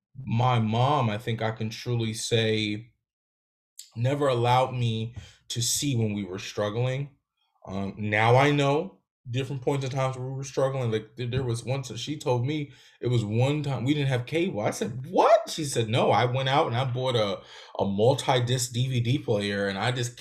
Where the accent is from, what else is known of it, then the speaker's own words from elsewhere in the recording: Newark, New Jersey, United States; also born or lived in Louisiana; I was born in the South, in Louisiana, and raised in Newark